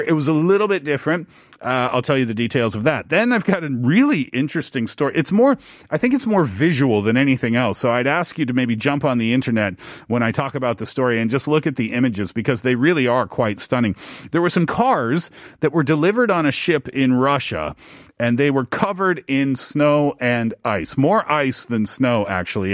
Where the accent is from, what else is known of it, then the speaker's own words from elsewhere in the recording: east coast of Canada, Atlantic Canada, Canada; moved away; Being Canadian, being from the east coast of Canada.